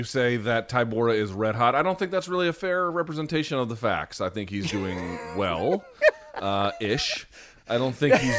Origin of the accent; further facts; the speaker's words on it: India; born there; I was born in India.